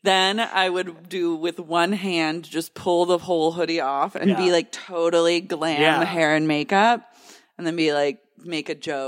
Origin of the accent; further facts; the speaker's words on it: Oklahoma, United States; Growing up in Oklahoma, there are a lot of windmills everywhere.